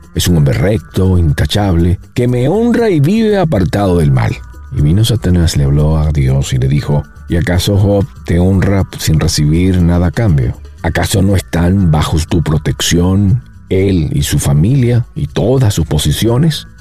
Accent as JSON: {"language": "Spanish", "country": "Venezuela", "said": "yo soy venezolano"}